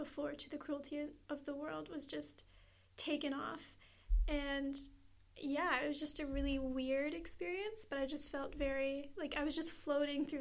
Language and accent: English; Charlottetown, Prince Edward Island, Canada; I'm 23 and I'm an activist from Charlottetown PEI